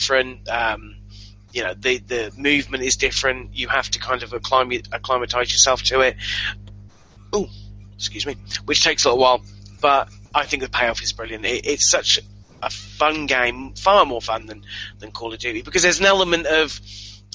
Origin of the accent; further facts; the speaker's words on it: England, United Kingdom; I'm English.